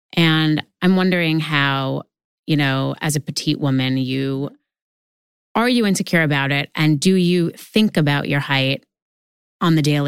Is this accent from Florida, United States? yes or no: no; New York, United States; I grew up in New York.